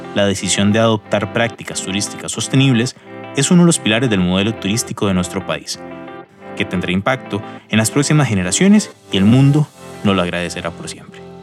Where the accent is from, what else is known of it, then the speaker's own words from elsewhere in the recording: Costa Rica; como costarricense